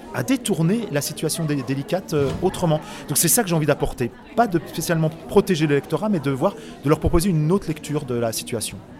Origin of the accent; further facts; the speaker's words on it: Autun, Bourgogne-Franche-Comté, France; moved away as an adult; also born or lived in Paris; je suis autunois, je suis né à Autun, euh, j'ai vécu 18 ans à Autun